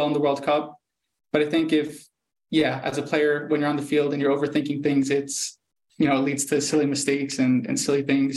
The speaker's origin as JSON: {"language": "English", "country": "United States", "moved": "as an adult", "lives_now": "Germany", "said": "as an American"}